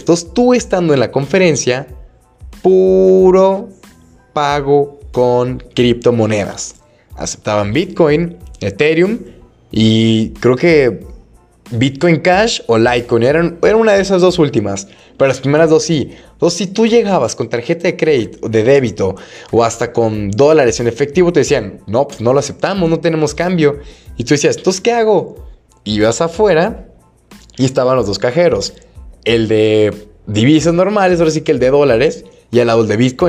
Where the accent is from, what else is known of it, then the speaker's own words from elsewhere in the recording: Guadalajara, Jalisco, Mexico; aquí en Guadalajara, bueno, no sé si saben, soy de Guadalajara.